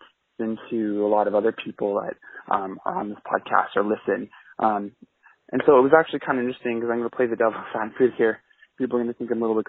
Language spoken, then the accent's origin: English; Canada; I'm a Canadian guy who's 28 years old